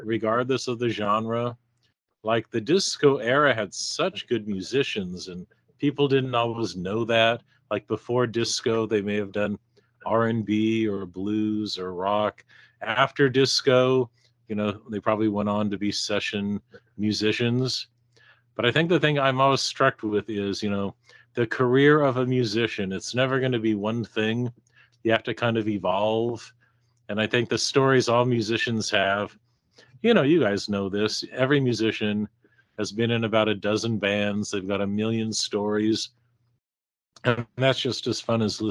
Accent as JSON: {"language": "English", "town": "Seattle", "region": "Washington", "country": "United States", "tie": "born or raised there", "said": "growing up in Seattle"}